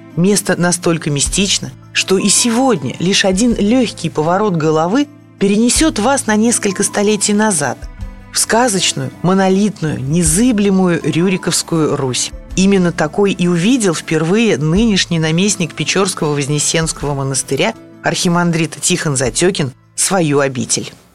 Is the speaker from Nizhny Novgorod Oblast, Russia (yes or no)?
yes; Nizhny Novgorod, Nizhny Novgorod Oblast, Russia; как коренной нижегородке